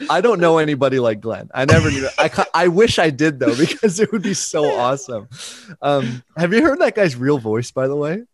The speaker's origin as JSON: {"language": "English", "town": "Burlington", "region": "Ontario", "country": "Canada", "tie": "born or raised there", "said": "they went to this church in Burlington where I grew up in Ontario"}